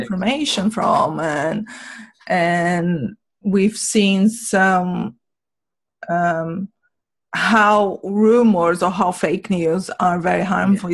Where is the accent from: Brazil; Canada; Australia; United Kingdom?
Brazil; moved away; I'm from Brazil